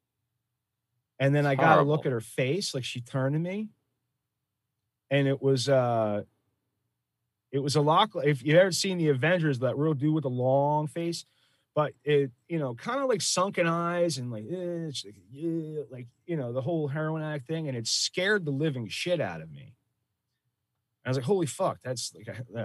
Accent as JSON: {"language": "English", "town": "Philadelphia", "region": "Pennsylvania", "country": "United States", "said": "I come from Philadelphia"}